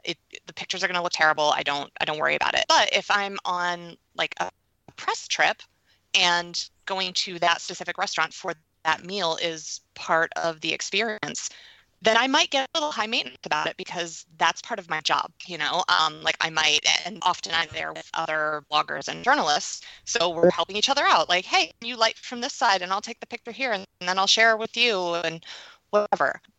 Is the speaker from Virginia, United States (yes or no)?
no; New York, United States; Oh, I'm a New Yorker.